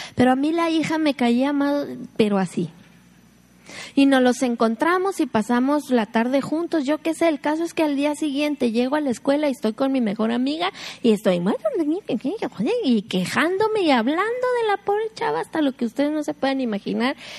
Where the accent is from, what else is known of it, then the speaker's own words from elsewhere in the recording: Mexico; Somos mexicanas